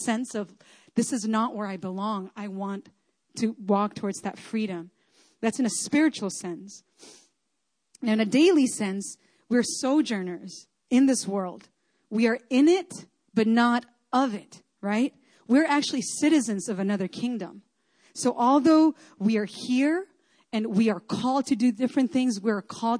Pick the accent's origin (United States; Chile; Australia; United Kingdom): Chile; moved away; I grew up in Chile, so that's kind of like more my home.